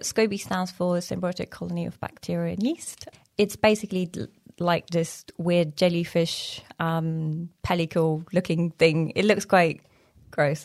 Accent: Iran; moved away; also born or lived in Afghanistan; Originally, I'm from Afghanistan, And I grew up in Iran

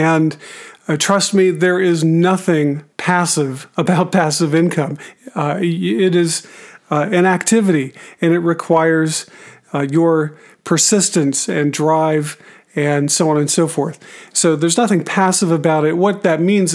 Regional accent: Arizona, United States; moved away; I'm originally from Arizona, and we howdy just as well as anybody

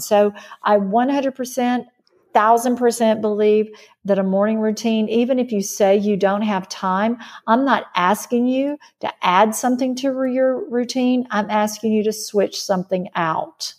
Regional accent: Mississippi, United States; I grew up in Mississippi

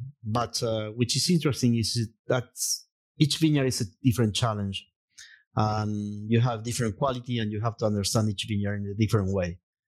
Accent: Jujuy, Argentina; English is a second language; I'm from Jujuy, cielo arriba.

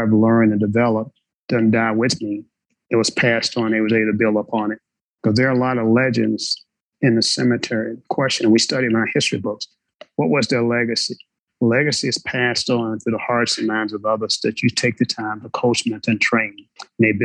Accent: Westminster, Arkansas, United States; I grew up in Westminster, Arkansas

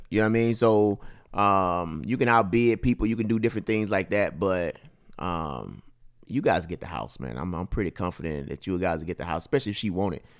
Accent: Mississippi, United States; born or raised there; moved away

